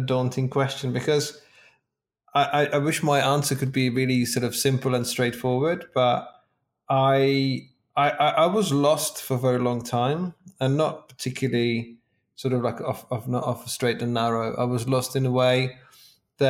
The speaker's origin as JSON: {"language": "English", "country": "Czechia", "moved": "as an adult", "lives_now": "England, United Kingdom", "said": "in my early 20s, I moved to England from Czech Republic"}